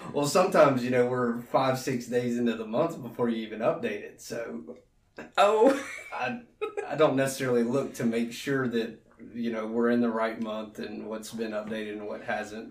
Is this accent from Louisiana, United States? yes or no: yes; Alexandria, Louisiana, United States; moved away as an adult; also born or lived in Baton Rouge, Louisiana; I'm from Alexandria. Went to uh, Menard uh, Menard High School, which is a private Catholic school in Alexandria